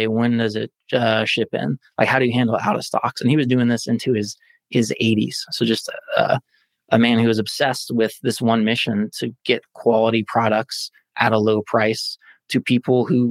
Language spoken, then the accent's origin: English; Oklahoma, United States; now in Indianapolis, United States; I'm originally from Oklahoma, which is not the technology capital of the world